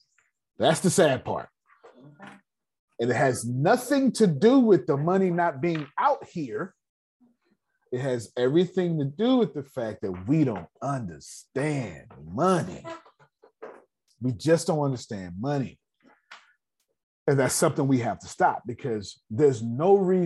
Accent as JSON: {"language": "English", "country": "United States", "said": "I'm American."}